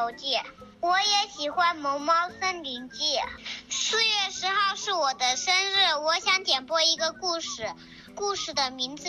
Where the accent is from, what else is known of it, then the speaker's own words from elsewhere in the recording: Huzhou, Zhejiang, China; 我今年六岁了，我来自浙江湖州。